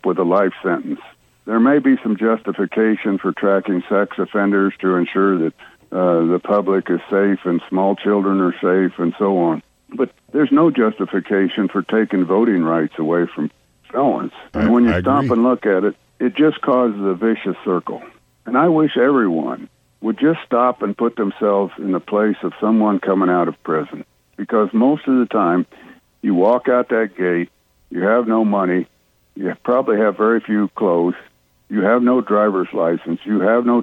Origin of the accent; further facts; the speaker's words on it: Iowa, United States; now in Florida, United States; I'm from Iowa